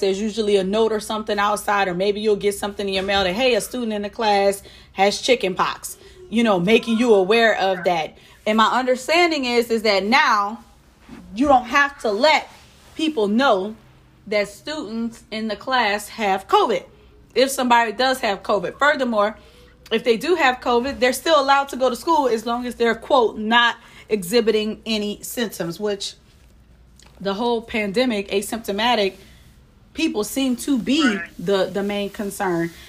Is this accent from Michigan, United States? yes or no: no; New Orleans, Louisiana, United States; now in Houston, United States; I hail from New Orleans, but I'm currently residing in Houston, Texas